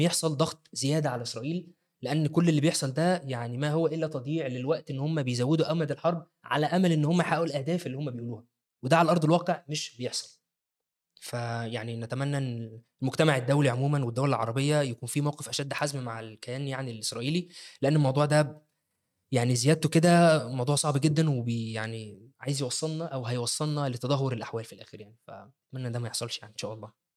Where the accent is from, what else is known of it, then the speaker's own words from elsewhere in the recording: Egypt; عندنا في مصر